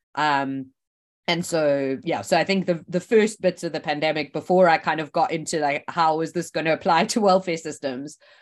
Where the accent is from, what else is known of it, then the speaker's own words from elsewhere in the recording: South Africa; moved away as an adult; also born or lived in Oxford; I grew up in South Africa